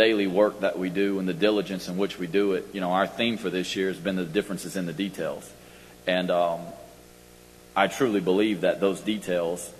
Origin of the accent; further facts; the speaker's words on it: Lafayette, Louisiana, United States; my hometown university, my alma mater